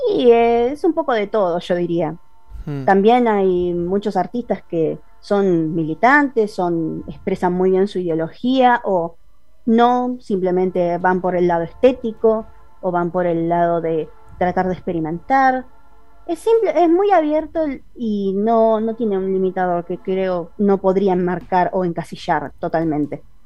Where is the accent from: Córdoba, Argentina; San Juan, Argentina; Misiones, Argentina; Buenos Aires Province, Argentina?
Buenos Aires Province, Argentina; Soy de Buenos Aires, zona oeste. Ah. Toda la vida fui de acá